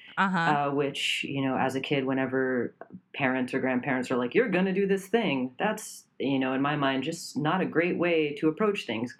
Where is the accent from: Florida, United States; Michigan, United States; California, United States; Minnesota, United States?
Florida, United States; Miami; also born or lived in Connecticut; My family moved here, moved to Miami when I was 3 years old